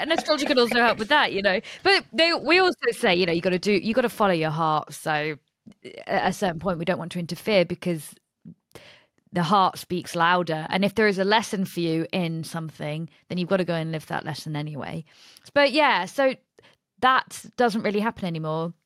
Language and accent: English; Nottingham, East Midlands, United Kingdom; I'm from Nottingham